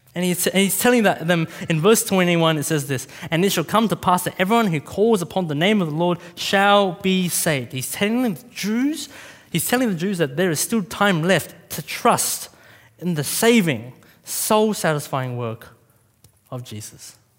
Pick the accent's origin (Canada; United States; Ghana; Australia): Australia; a Vietnamese kid growing up in Australia